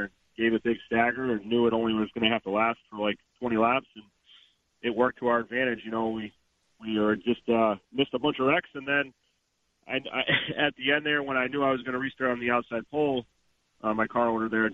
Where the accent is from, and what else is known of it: Stafford, Connecticut, United States; born or raised there